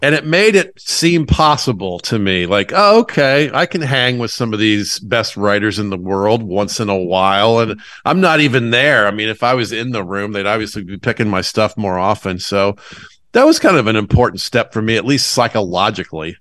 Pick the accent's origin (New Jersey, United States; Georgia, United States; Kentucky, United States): Georgia, United States; Atlanta; I'm from Atlanta